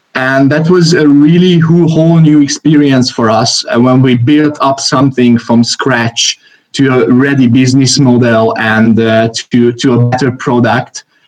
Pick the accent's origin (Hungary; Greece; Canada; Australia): Hungary; I am from Hungary.